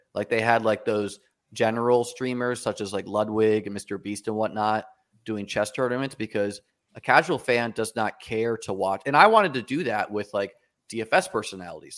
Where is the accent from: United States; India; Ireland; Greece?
United States; New Hampshire; moved away; also born or lived in New York City; I grew up in New Hampshire playing chess